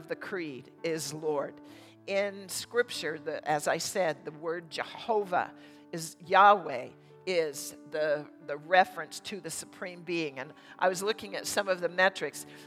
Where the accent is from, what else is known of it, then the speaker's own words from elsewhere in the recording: United States; we as American Christians here in this nation